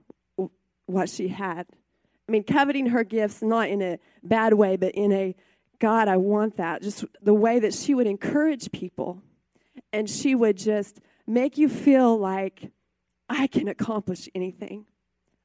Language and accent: English; Mutual, United States; I grew up in Mutual on a farm